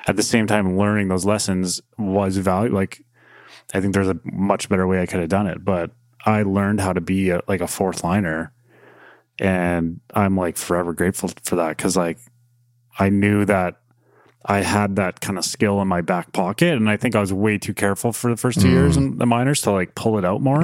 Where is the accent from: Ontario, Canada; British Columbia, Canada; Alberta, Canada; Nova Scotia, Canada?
Alberta, Canada; near Calgary; just growing up near Calgary